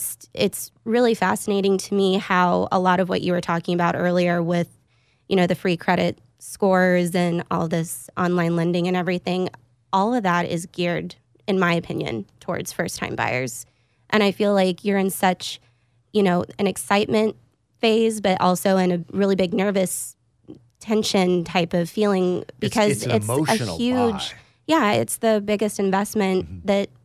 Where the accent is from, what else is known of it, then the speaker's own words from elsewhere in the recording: Austin, Texas, United States; But I'm actually an Austin native. I grew up here over in Lakeway.